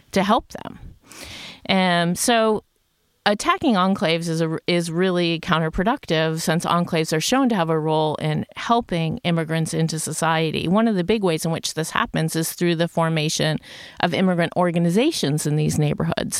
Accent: United States; moved away as an adult; also born or lived in New York City; now in Sweden; I'm originally from the United States

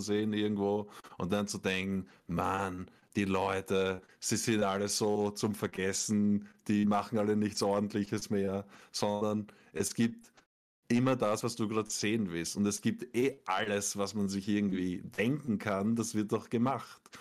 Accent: Austria; ich bin als Österreicher

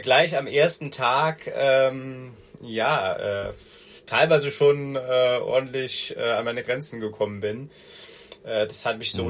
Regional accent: Rhineland, Germany; accent: Rhenish; now in Munich, Germany; bin gebürtiger Rheinländer. Man hört das teilweise auch noch an meiner Stimme

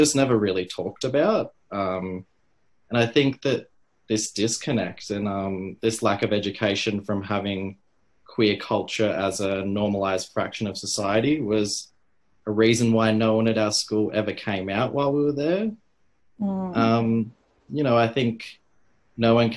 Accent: Bogangar, New South Wales, Australia; moved away as an adult; also born or lived in Gosford, New South Wales / Pottsville, New South Wales; now in Sydney, Australia; I was born in Gosford originally, and I lived on the Central Coast until I was about five. And then I moved up to the Tweed Coast region with my family to start kindergarten. And yeah, I lived in Boggingar for most of my life.

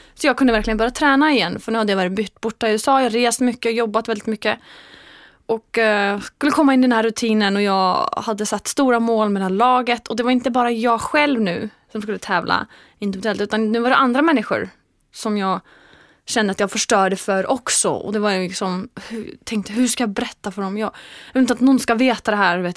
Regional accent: Iceland; Swedish is a second language; now in Sweden; när jag kommer hem till Island

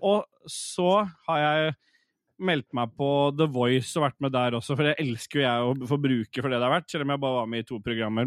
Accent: Oslo, Norway; har jeg på en måte bare bodd i en sånn blokkleilighet sånt, øh, oppe på Lambertseter

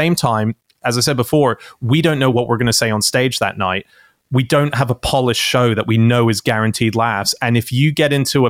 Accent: Australia; moved away as an adult; also born or lived in Sydney; now in United Kingdom; as an Aussie

